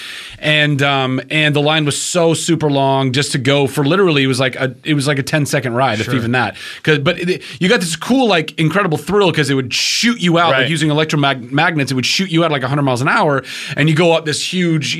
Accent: Southern California, United States; I grew up in Southern California most of my life

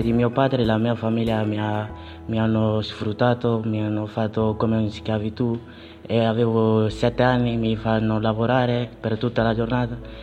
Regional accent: Mali; Italian is a second language; also born or lived in Libya; now in Italy; vengo dal Mali

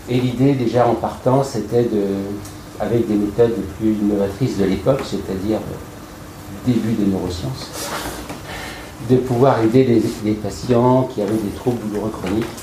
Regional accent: Lyon, Auvergne-Rhône-Alpes, France; nous sommes très très heureux de vous accueillir à Lyon. je vais faire Cocorico, c'est ma ville natale, même si depuis longtemps je suis

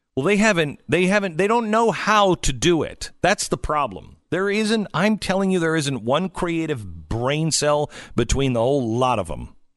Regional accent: West Coast, United States; moved away; I grew up on the West Coast

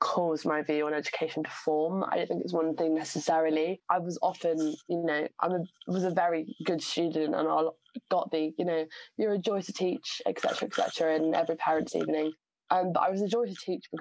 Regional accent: Southampton, South East England, United Kingdom; I'm from Southampton. So my, you know, secondary school and sixth form experience was very, very diverse. Southampton's an amazingly diverse area, and I think growing up there has done me a world of good.

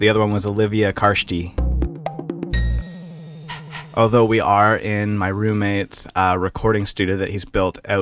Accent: Canada

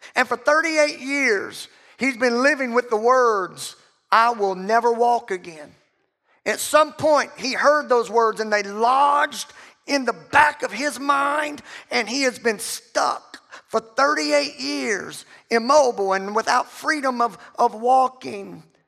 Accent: the South, United States; we're all from the South

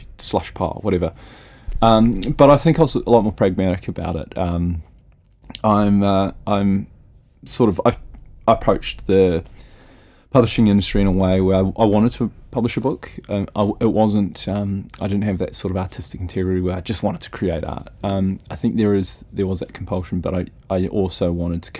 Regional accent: Rotorua, Bay of Plenty, New Zealand; moved away; when I was back in Rotorua, my hometown

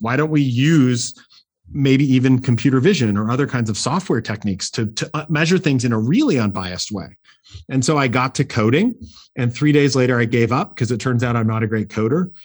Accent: Portland, Oregon, United States; I grew up in Portland, Oregon, actually.

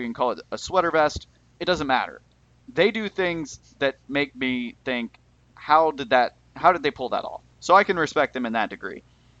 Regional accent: Tennessee, United States; I grew up in Tennessee

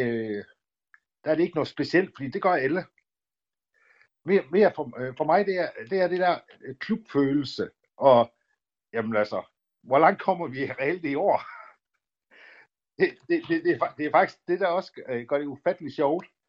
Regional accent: Aalborg, North Denmark Region, Denmark; also born or lived in Ceará, Brazil; jeg er fra Aalborg, født og opvokset i Aalborg

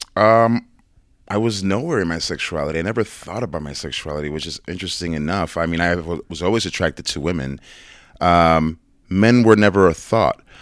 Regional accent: New York City, New York, United States; growing up in New York, in the Bronx

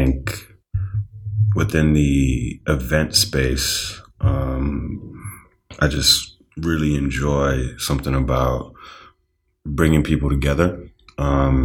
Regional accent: Boston, Massachusetts, United States; born or raised there; also born or lived in Trinidad / Dorchester / Mattapan / Hyde Park

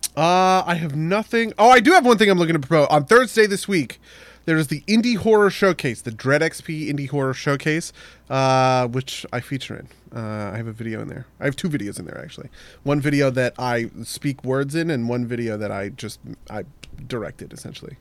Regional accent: Maplewood, New Jersey, United States; the war on Christmas started in my hometown

